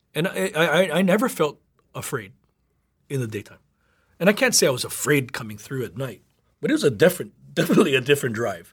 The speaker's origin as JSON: {"language": "English", "town": "Nawiliwili", "region": "Hawaii", "country": "United States", "tie": "born or raised there", "said": "growing up in Nahuliwili, Newmalu, we, we had, uh, a, a one, a one-lane bridge right before Nahuliwili Park"}